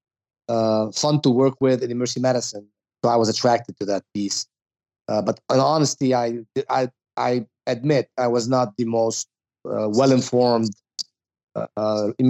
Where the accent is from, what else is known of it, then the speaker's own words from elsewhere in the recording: Lebanon; moved away as an adult; now in United States; I was born and raised in Lebanon, and I was an international medical graduate